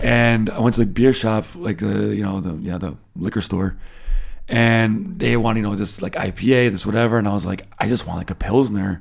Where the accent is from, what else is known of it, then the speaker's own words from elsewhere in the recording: United States; moved away as an adult; now in Germany; being an American, uh, living here